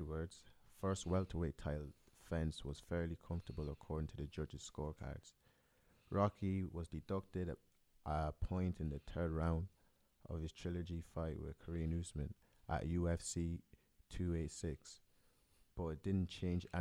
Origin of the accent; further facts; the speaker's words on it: Ireland; I'm Irish